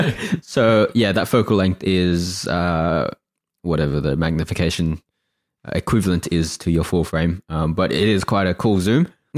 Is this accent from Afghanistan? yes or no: no; Australia; We're Australian too.